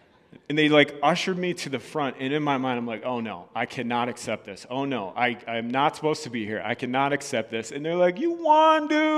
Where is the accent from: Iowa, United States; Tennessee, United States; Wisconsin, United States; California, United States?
Wisconsin, United States; I'm from Wisconsin. Tell no one, I want to leave.